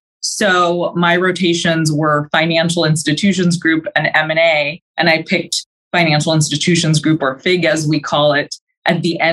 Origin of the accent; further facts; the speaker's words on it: Modesto, California, United States; So I grew up in Modesto, which is a small town here in California, and I went to Stanford for undergrad, so stayed in Northern California.